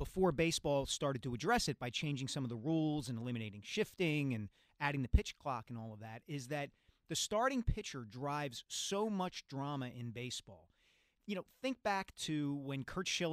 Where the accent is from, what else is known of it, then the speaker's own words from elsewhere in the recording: Philadelphia, Pennsylvania, United States; as a kid growing up around here